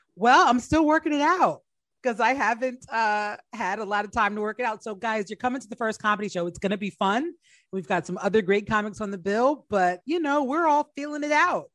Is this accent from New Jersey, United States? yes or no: yes; New Jersey, United States; moved away as an adult; also born or lived in Washington, D.C.; I grew up in New Jersey, but I went to Howard and uh, was living in DC when I started comedy.